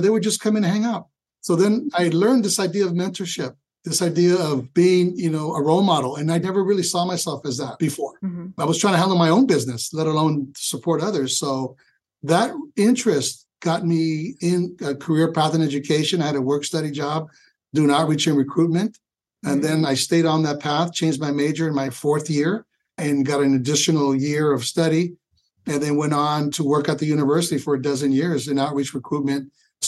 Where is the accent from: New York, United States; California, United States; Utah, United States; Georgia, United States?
California, United States; San Francisco; moved away as an adult; also born or lived in Sacramento, California; now in Los Angeles, United States; Being born and raised in San Francisco